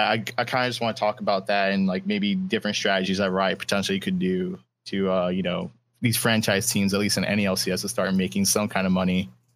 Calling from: Miami, Florida, United States; Yeah, from Miami.

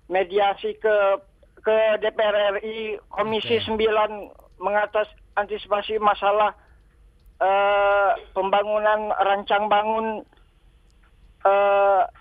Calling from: Bengkulu, Indonesia; ya ini saya dari Bengkulu ini Mbak Pak

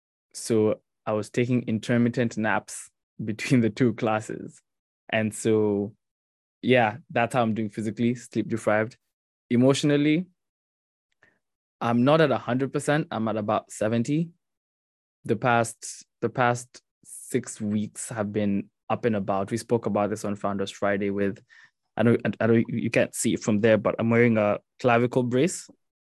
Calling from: Mauritius; also born or lived in New Jersey; I'm calling from Mauritius.

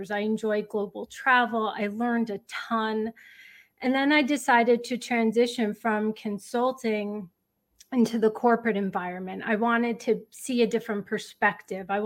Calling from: West Caldwell, New Jersey, United States; Northern New Jersey. It's a town called West Caldwell.

